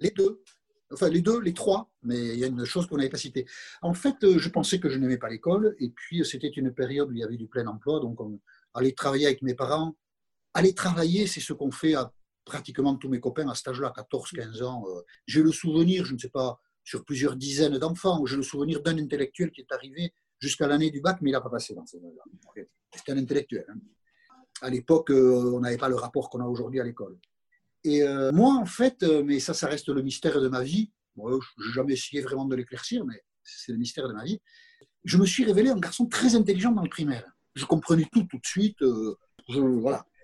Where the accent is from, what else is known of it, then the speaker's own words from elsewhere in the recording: Viodos, Nouvelle-Aquitaine, France; also born or lived in Moncayolle; je, suis né à Moncayol. mes parents, je n'avais pas un an, euh, sont partis dans un autre village qui s'appelle Viodos